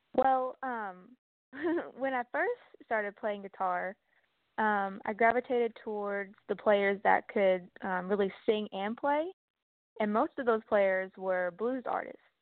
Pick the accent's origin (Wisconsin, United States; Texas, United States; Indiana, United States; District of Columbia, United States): Texas, United States; I'm from Texas